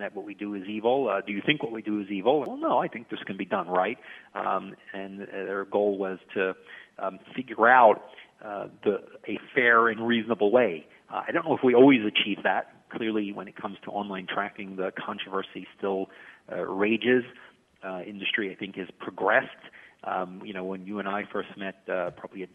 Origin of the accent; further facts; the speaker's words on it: New York City, New York, United States; I grew up in Brighton Beach, Brooklyn, a very sort of blue-collar, hardworking area